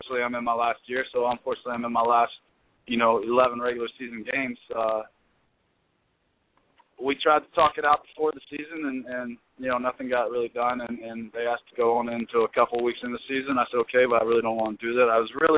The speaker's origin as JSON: {"language": "English", "town": "Louisville", "region": "Kentucky", "country": "United States", "said": "I'm from Louisville, Kentucky"}